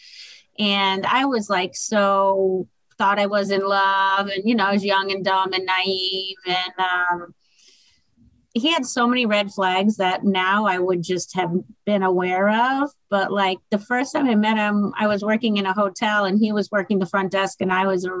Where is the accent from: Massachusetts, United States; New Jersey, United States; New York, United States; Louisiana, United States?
Massachusetts, United States; moved away as an adult; now in Fort Myers, United States; I'm originally from Massachusetts